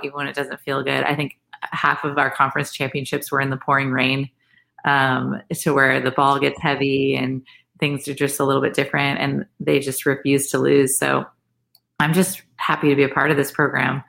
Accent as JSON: {"language": "English", "region": "West Coast", "country": "United States", "moved": "as an adult", "lives_now": "Florida, United States", "said": "I'm from the West Coast. So when I moved out to Florida State"}